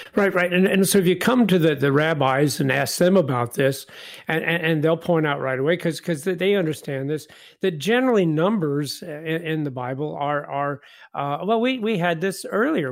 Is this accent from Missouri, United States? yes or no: yes; Independence, Missouri, United States; moved away; I grew up in Independence, Missouri, so it's way too cold.